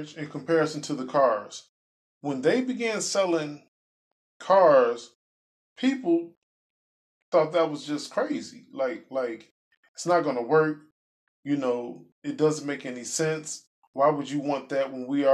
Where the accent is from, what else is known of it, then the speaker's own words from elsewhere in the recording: Chicago, Illinois, United States; I'm from Chicago